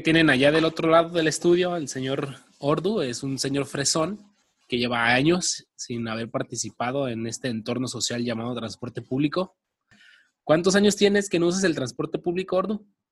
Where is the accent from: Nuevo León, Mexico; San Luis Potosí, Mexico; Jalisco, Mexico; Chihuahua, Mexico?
Jalisco, Mexico; Guadalajara; nosotros somos de Guanatos.